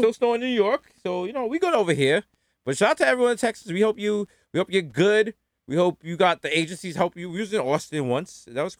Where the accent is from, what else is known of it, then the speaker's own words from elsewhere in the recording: Brixton, London, United Kingdom; I'm from Brixton, bro. I'm from Brixton, mate.